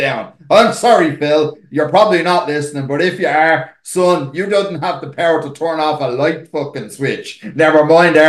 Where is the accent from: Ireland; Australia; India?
Ireland; Dublin, Leinster; we're from Dublin.